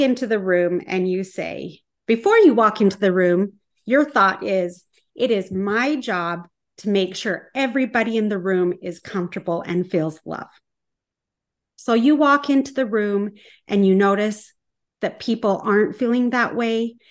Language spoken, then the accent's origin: English; small town Utah, United States; moved away; I'm staying at this Airbnb in my hometown